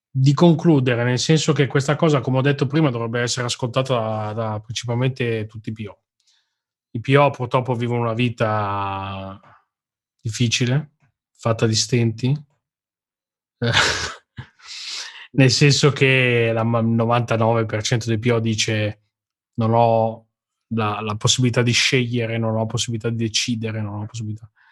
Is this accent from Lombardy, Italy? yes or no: yes; Milan, Lombardy, Italy; io sono di Milano e parlo milanese